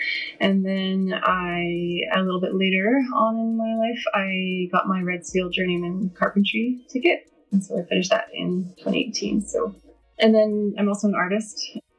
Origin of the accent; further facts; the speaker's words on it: Edmonton, Alberta, Canada; also born or lived in Saskatoon; I'm from Edmonton. I was born in Saskatoon, but and moved around the prairies a few times, so basically Edmonton's home.